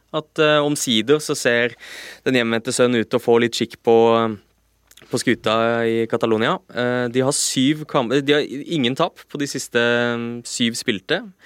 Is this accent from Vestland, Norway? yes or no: no; Lillesand, Agder, Norway; moved away; da jeg var eh, juniorspiller eh, hjemme på Sørlandet